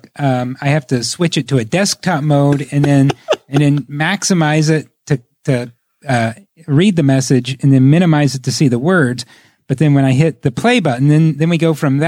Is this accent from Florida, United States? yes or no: no; Richmond, Indiana, United States; also born or lived in Fountain City, Indiana; I'm going from Richmond to Fountain City. I'm going from fourth grade to fifth grade